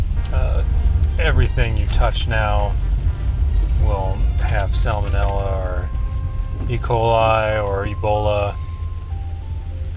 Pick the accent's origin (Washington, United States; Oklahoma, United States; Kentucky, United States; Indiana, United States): Indiana, United States; Hammond; moved away; also born or lived in Chicago; Growing up in Chicagoland, more specific Hammond, Indiana, we got quite a diverse array of weather.